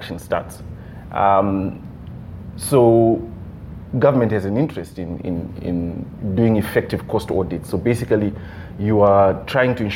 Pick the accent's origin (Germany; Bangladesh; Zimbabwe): Zimbabwe; I'm from Zimbabwe